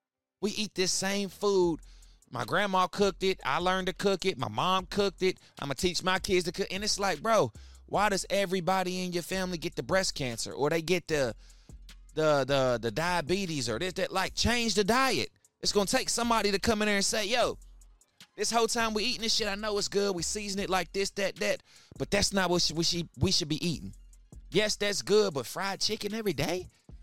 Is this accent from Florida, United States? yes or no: no; Charleston, West Virginia, United States; I remember I grew up in Charleston, West Virginia, man.